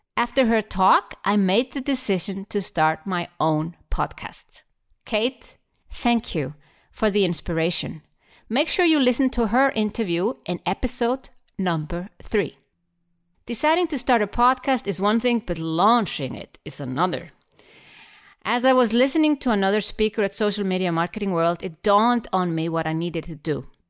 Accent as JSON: {"language": "English", "country": "Iceland", "said": "I'm from Iceland, an island in the middle of the Atlantic Ocean."}